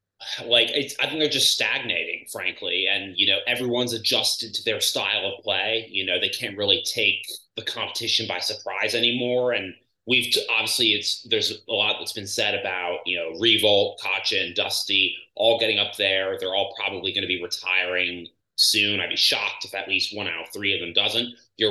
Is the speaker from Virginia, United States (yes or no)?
yes; Virginia, United States; moved away as an adult; also born or lived in New Mexico; I grew up in Virginia